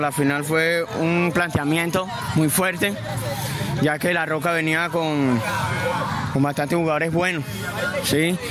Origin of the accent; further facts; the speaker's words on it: Venezuela; also born or lived in Bucaramanga, Colombia; nosotros somos los venezolanos